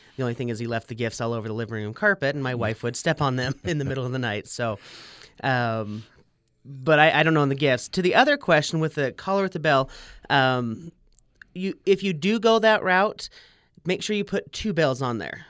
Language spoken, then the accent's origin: English; Salt Lake City, Utah, United States; also born or lived in Logan, Utah; I grew up in Sugar House area